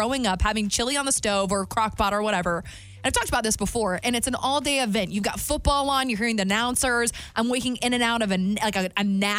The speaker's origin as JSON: {"language": "English", "region": "the South", "country": "United States", "said": "And as a Southerner myself, if it doesn't have gravy or butter in the recipe of whatever it is, I ain't eating it."}